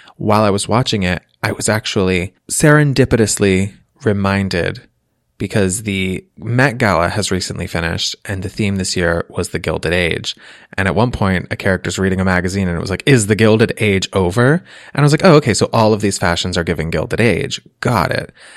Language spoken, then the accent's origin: English; Massachusetts, United States; growing up in Massachusetts